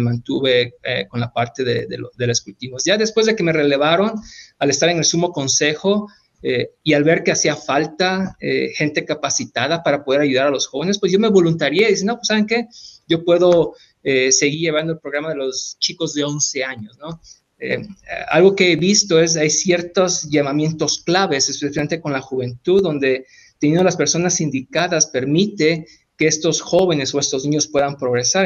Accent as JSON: {"language": "Spanish", "region": "Tabasco", "country": "Mexico", "also_born_or_lived": "Hidalgo", "moved": "as an adult", "lives_now": "United States", "said": "yo soy de Tabasco"}